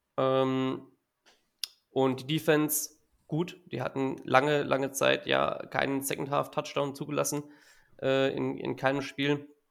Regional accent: area of Giessen, Hesse, Germany; ich komme aus der Gegend von Gießen in Hessen

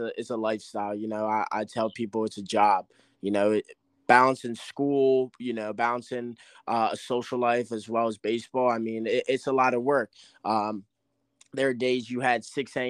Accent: Cherry Hill, New Jersey, United States; also born or lived in Westminster, Maryland; I came from Cherry Hill West in Cherry Hill, New Jersey

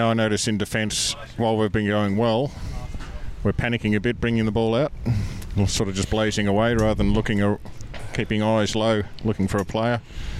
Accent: Yarra Glen, Victoria, Australia; I'm from the Yarra Glen in the Yarra Valley.

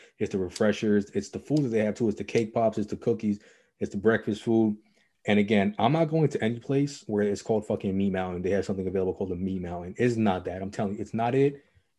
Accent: New York, United States; We are from New York. We are from the greatest city on earth.

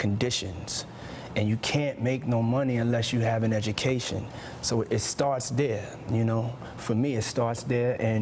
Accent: New York City, New York, United States; I grew up in Harlem

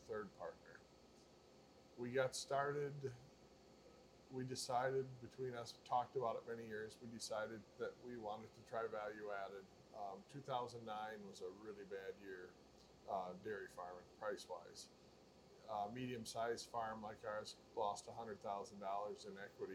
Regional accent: Allamakee County, Iowa, United States; Born and raised in Allamakee County, farming all my life.

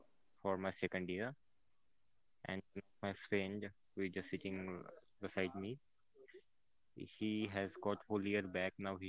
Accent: India; from India.

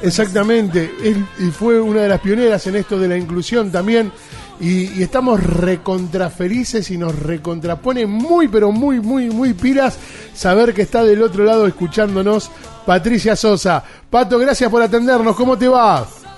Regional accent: San Nicolás de los Arroyos, Buenos Aires Province, Argentina; yo soy de San Nicolás

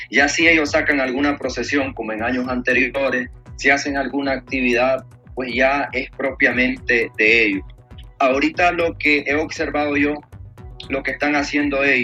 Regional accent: Nicaragua; Que como nicaragüenses este, llevamos ya desde muchísimos años en nuestros hombros.

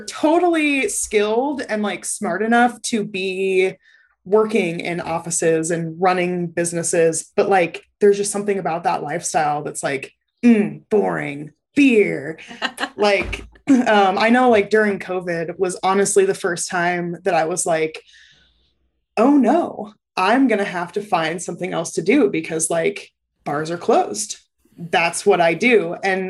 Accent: Lincoln, Nebraska, United States; I grew up in Lincoln

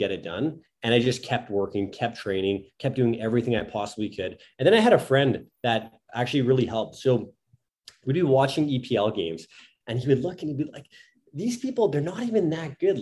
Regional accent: Thunder Bay, Ontario, Canada; moved away as an adult; also born or lived in Italy / United Kingdom; So I'm from Thunder Bay, Ontario. So we're about, I think, a 6-hour drive north of Minneapolis.

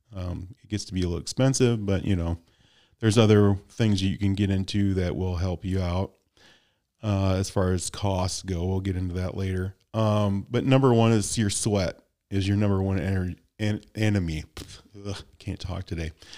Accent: Midwest, United States; I'm from the Midwest

